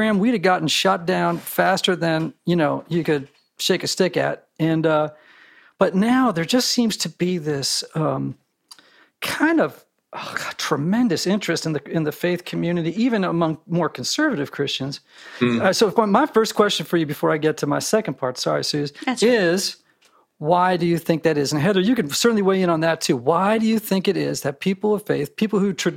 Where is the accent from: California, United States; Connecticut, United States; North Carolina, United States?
Connecticut, United States; moved away; I'm from Connecticut